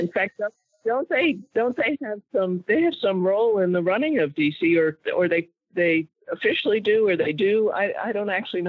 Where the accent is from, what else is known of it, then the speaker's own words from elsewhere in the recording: Boston, Massachusetts, United States; because I'm a Bostonian